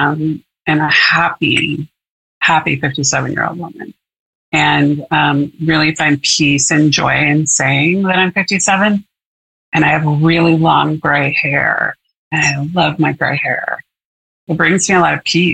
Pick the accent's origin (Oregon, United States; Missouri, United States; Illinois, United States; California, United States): Oregon, United States; Portland; I was born and raised in Portland, Oregon, and I've been here all my life